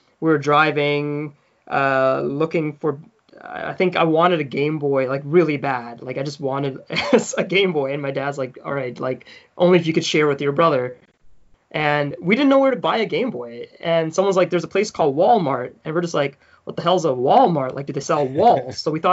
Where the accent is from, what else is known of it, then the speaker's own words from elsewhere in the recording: Newfoundland and Labrador, Canada; accent: Newfoundland; moved away; also born or lived in Durban, South Africa / Calgary, Canada; I grew up in Newfoundland and I had a Newfoundland accent.